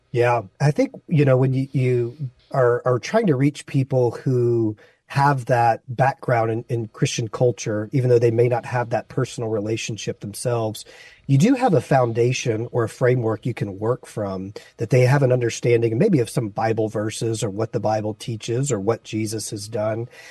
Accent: Baton Rouge, Louisiana, United States; moved away as an adult; also born or lived in Las Vegas, Nevada; now in San Francisco, United States; my wife and I grew up in Baton Rouge, Louisiana, and we met at church

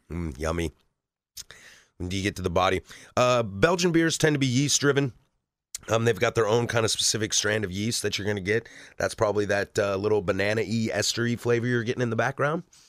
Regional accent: the Northwest, Pacific Northwest, United States; growing up in the Northwest

